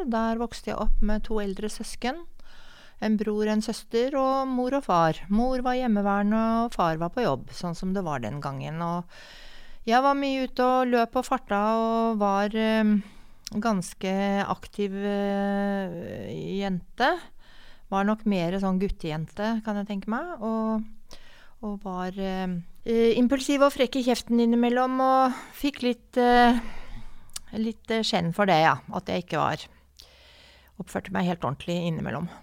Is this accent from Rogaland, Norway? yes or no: no; Oslo, Norway; Jeg kommer fra Oslo. Jeg er født og oppvokst i Oslo.